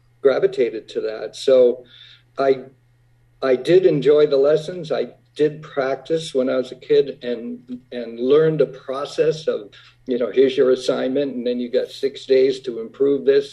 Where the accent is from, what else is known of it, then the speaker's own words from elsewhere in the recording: Whitman, Massachusetts, United States; growing up in Whitman, Massachusetts, a little town south of Boston